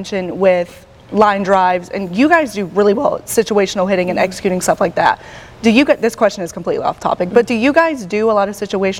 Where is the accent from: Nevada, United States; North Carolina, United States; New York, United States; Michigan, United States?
North Carolina, United States; Charlotte; you're from Charlotte like I am